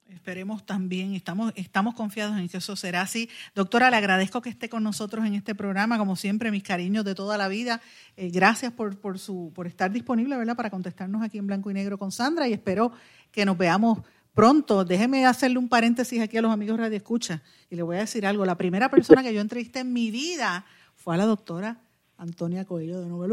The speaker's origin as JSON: {"language": "Spanish", "town": "Guaynabo", "country": "Puerto Rico", "said": "en mi pueblo de Guaynabo"}